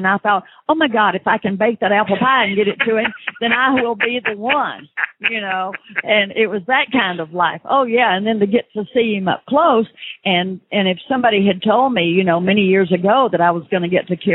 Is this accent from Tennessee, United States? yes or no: yes; Memphis, Tennessee, United States; I was from Memphis